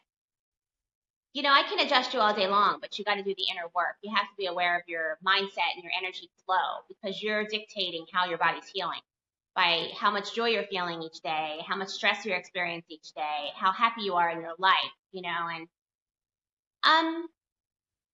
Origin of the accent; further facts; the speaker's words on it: Delaware, United States; moved away as an adult; now in Miami, United States; leave my hometown of Delaware and move to Miami